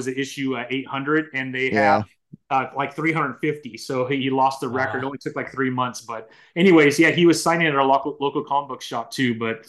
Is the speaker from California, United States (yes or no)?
yes; San Bernardino, California, United States; I grew up in San Bernardino, which is known for its gangs.